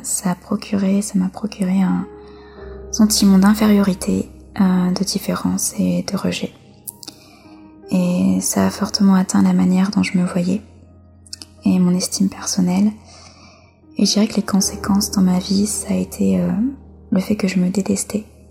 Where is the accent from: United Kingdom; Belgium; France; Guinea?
France; Je suis née en France et j'ai quasiment toujours vécu en France